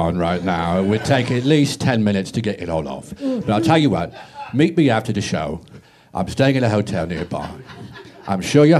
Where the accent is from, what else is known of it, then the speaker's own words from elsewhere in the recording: London, United Kingdom; I'm not from Australia. I'm from London, England, South London specifically, born and raised.